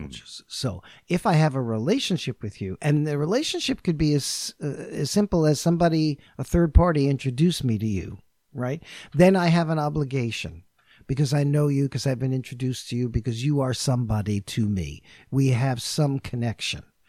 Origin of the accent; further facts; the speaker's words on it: New York, United States; first language English; I'm from New York